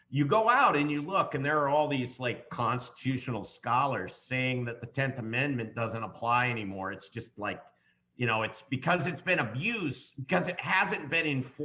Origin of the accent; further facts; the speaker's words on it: Washington Crossing, New Jersey, United States; I grew up in Washington's Crossing.